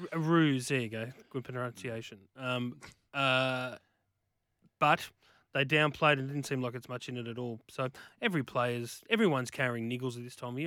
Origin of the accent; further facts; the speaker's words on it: Bellingen, New South Wales, Australia; same area where I grew up on the North Coast. He went to the same school as me, Bellingen High School.